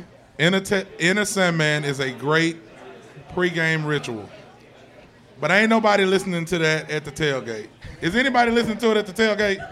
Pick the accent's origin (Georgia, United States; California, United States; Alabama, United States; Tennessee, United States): Alabama, United States; I'm from Alabama. I'm a big dude from Alabama